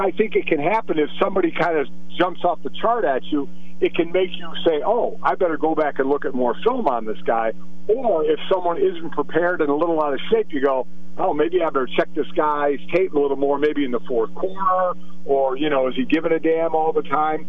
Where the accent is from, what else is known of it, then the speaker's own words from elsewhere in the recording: Cleveland, Ohio, United States; moved away; It's my hometown